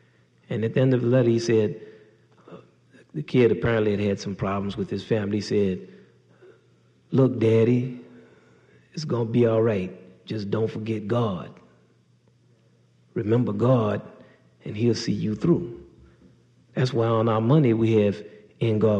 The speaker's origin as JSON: {"language": "English", "town": "New Orleans", "region": "Louisiana", "country": "United States", "said": "I'm from New Orleans, Louisiana. We've never even had snow there."}